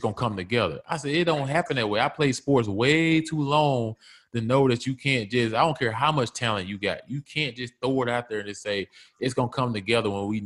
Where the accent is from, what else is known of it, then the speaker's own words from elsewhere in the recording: Mississippi, United States; I grew up in Mississippi.